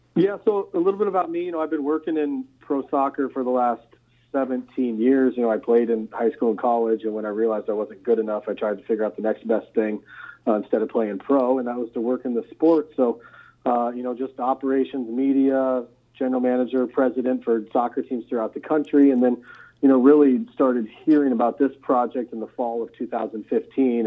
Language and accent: English; Nebraska, United States; I'm from Nebraska, which I am